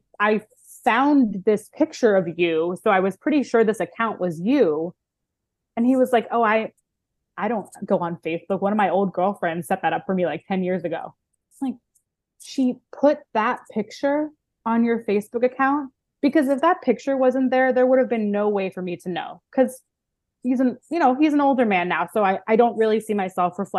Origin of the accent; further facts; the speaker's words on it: Baltimore, Maryland, United States; now in Los Angeles, United States; I grew up Jewish in Baltimore, Maryland